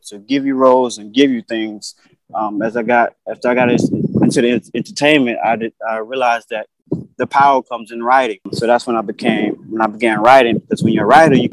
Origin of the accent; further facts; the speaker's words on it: Blakely, Georgia, United States; moved away as an adult; also born or lived in Connecticut; now in New York City, United States; I'm from Blakely, Georgia. Born and raised